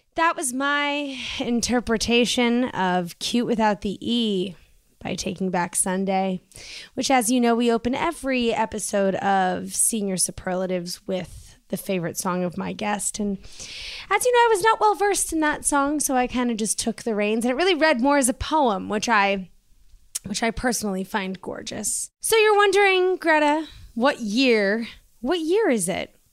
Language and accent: English; East Coast, United States; us East Coasters